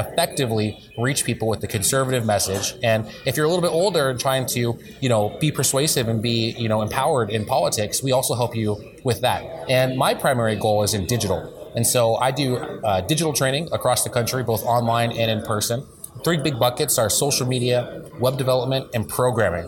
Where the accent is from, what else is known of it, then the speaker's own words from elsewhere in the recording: Montana, United States; moved away as an adult; now in Washington, D.C., United States; I'm a Montanan